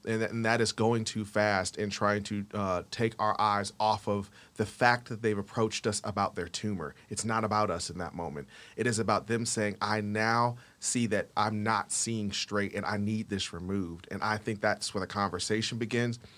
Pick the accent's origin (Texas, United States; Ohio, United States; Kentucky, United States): Ohio, United States; Akron; also born or lived in the South; now in Atlanta, United States; born and raised in Akron, Ohio, groomed by the South, living here in Atlanta, Georgia